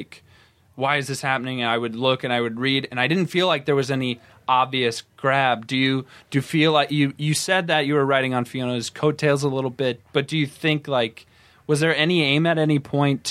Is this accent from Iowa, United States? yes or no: yes; Iowa, United States; I'm from Iowa, and weirdly enough, both my school library and my college university library, giant section for comics.